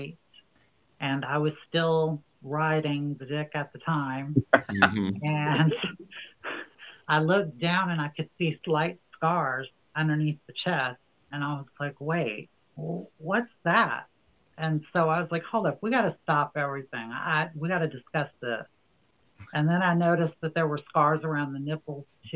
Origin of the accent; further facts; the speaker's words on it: New Orleans, Louisiana, United States; now in Los Angeles, United States; I'm from New Orleans, Louisiana, and I am a stand-up comedian in the greater Los Angeles area